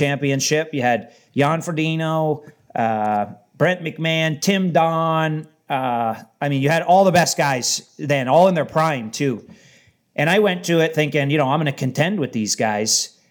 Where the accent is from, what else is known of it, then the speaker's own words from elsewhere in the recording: Windsor, Ontario, Canada; where I'm from in Windsor